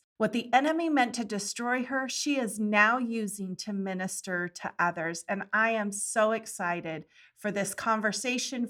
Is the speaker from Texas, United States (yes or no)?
no; Santa Cruz, California, United States; now in Kentucky, United States; I grew up in Santa Cruz, California. And so I was a beach girl.